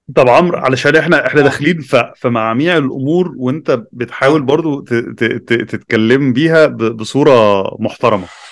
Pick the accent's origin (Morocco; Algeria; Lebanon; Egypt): Egypt; عندنا في مصر